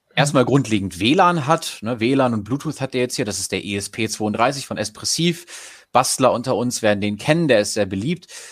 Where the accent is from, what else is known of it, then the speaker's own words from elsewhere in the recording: Goslar, Lower Saxony, Germany; Ich komme zum Beispiel aus Goslar